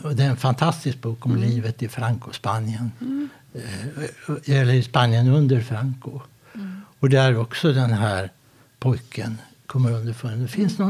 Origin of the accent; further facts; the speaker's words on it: Sweden; also born or lived in Båstad; now in Halmstad, Sweden; jag är från Sverige